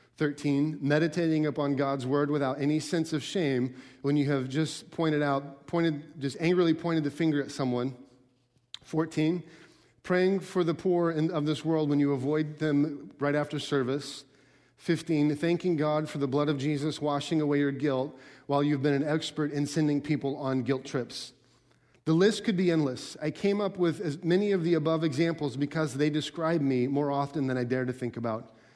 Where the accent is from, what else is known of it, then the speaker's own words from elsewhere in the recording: Alaska, United States; I grew up in Al-, in Alaska